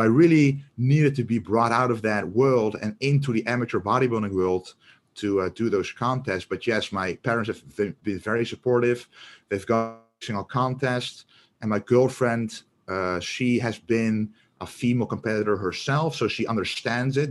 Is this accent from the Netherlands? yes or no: yes; Netherlands; we're both from the Netherlands